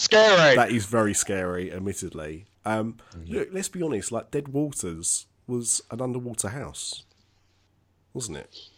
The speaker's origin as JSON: {"language": "English", "area": "Essex", "region": "East of England", "country": "United Kingdom", "said": "I am from Essex"}